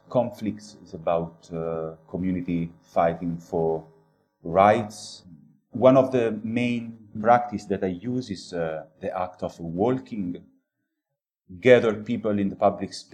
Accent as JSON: {"language": "English", "country": "Italy", "said": "I'm coming from Italy. I'm based in Rome"}